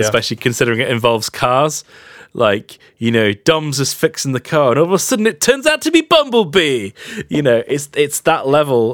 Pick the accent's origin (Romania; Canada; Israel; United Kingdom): United Kingdom; England; as an English person or as a British person